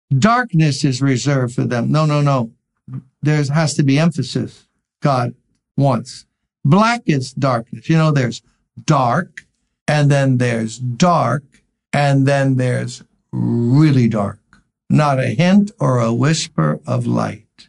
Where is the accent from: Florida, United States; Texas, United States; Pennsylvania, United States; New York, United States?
New York, United States; New York City; I grew up in Brooklyn.